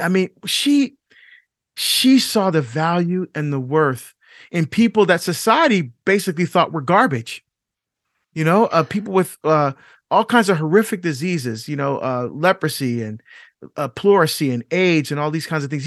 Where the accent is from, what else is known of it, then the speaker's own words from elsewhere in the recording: Barbados; now in United States; I was born in Barbados. I'm not African American